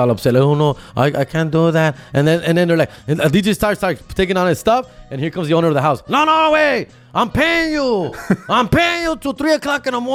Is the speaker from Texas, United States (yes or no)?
no; Huntington Park, California, United States; from Huntington Park, California, Southeast LA, for you guys who don't know where that is. And I grew up with my boy, one of my best childhood friends